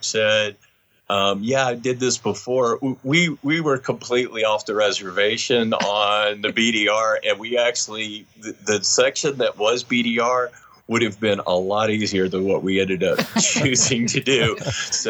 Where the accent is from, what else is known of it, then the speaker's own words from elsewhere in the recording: Tennessee, United States; now in Salt Lake City, United States; I grew up on Hadakas and little Hondas and you know, but in Tennessee, you know, not in Utah